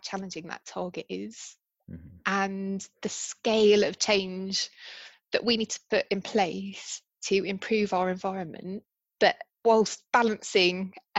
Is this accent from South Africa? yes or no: no; United Kingdom; I'm British